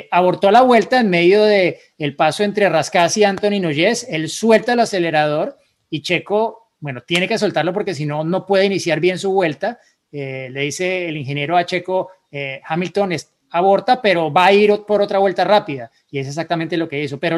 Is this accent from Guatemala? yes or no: yes; Guatemala; soy de Guatemala